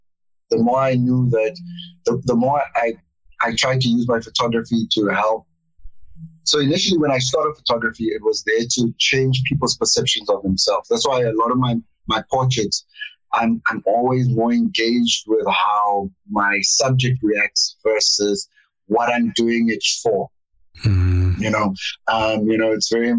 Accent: Cape Town, Western Cape, South Africa; moved away; also born or lived in Pretoria; I grew up in Cape Town, in a small town called Montana.

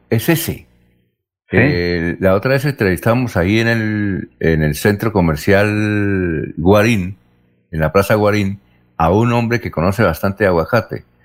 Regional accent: Bucaramanga, Santander, Colombia; soy de Bucaramanga

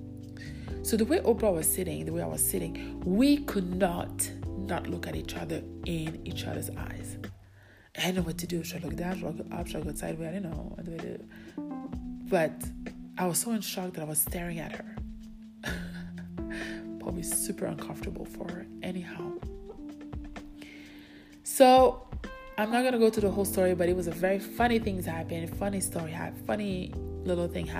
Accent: Calgary, Alberta, Canada; I'm from Calgary

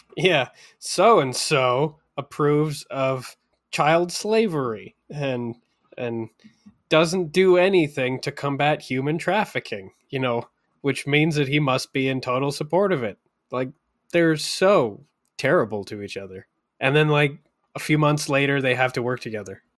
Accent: Canada

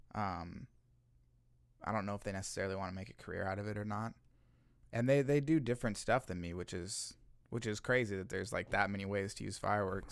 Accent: Olathe, Kansas, United States; now in Kansas City, United States; I was born in Kansas City and then I spent most of my childhood in Olathe

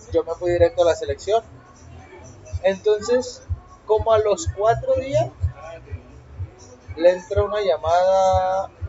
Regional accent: Mexico; Y yo, no, pues soy más mexicano

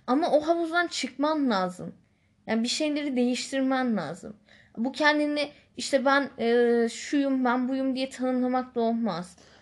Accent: Istanbul, Turkey; moved away; also born or lived in Northern Cyprus; ben İstanbulluyum

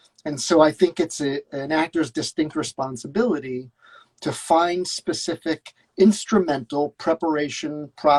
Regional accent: Scotland, United Kingdom; accent: Scottish; and then I would have to counter with my brilliant Scottish accent.

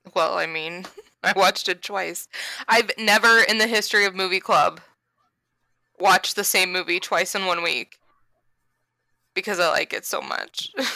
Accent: Florida, United States; we're from Florida

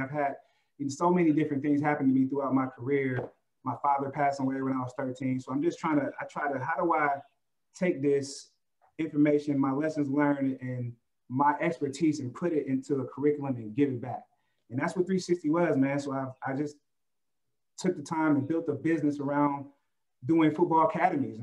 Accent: Oakland, California, United States; I'm from Oakland

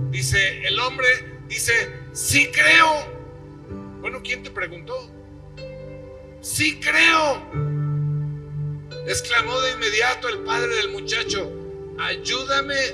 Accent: Mexico City, Mexico; porque pues a lo mejor no he sido muy bueno o no sé, este soy chilango

